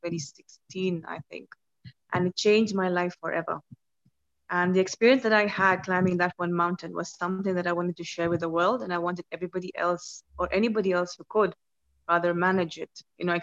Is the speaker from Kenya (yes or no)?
yes; Kenya; I'm from Kenya